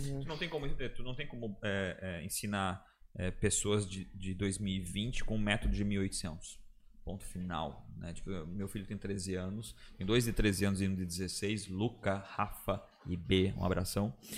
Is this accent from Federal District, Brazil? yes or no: no; Blumenau, Santa Catarina, Brazil; sou de Blumenau